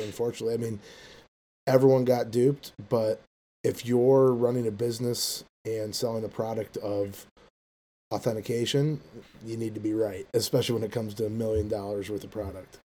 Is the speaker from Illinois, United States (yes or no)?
yes; Chicago, Illinois, United States; I'm from Chicago, Illinois